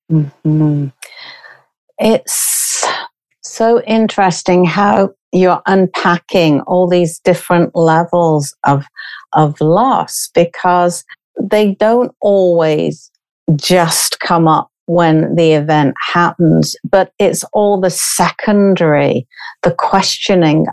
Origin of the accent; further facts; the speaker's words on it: United Kingdom; from being British.